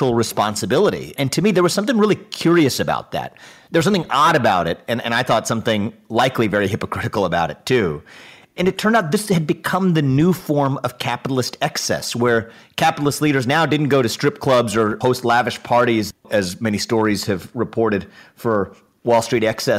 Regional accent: Cincinnati, Ohio, United States; I was born and raised in Cincinnati, Ohio

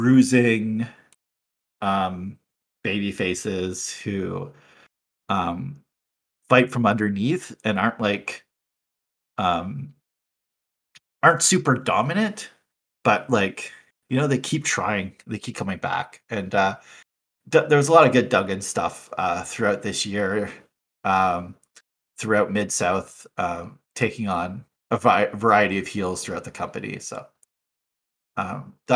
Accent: Canada; Growing up in Canada

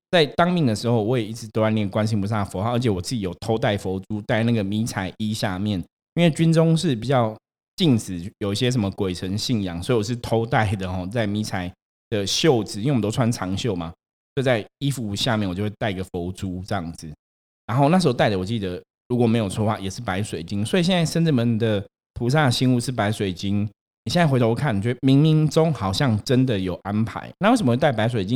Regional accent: Taipei, Taiwan; 我小时候啊，因为我们家住士林，所以我们也会去逛那种士林夜市

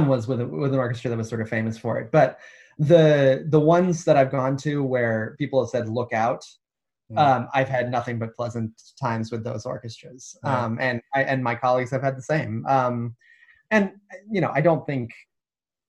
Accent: United States; now in United Kingdom; As an American

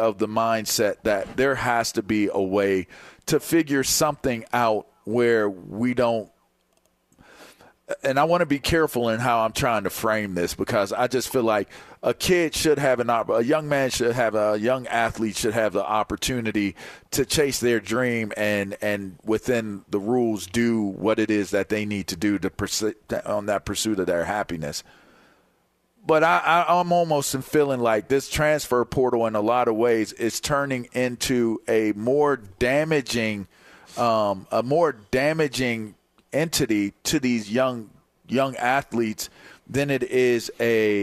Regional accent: Pittsburgh, Pennsylvania, United States; growing up in Pittsburgh

